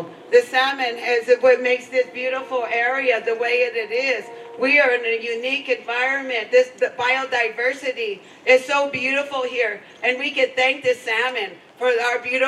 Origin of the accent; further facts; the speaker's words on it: Lummi, Washington, United States; we're from Lummi